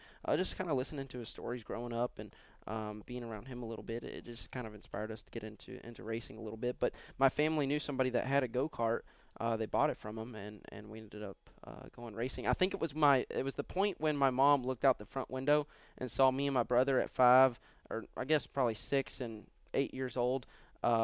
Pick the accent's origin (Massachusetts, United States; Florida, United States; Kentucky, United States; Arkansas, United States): Kentucky, United States; Louisville; Yeah, growing up it was.